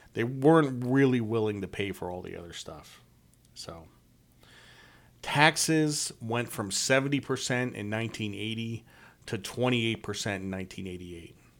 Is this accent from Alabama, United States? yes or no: no; Norwich, Connecticut, United States; I grew up in Norwich, Connecticut